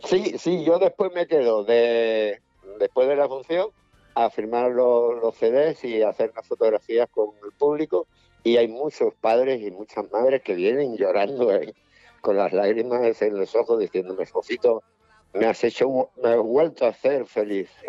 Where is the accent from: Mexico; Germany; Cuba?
Cuba; moved away; mi tierra, yo nací allí